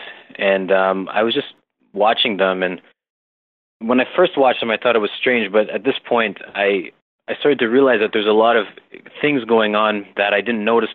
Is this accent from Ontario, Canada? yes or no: yes; Toronto, Ontario, Canada; I'm from Toronto, Canada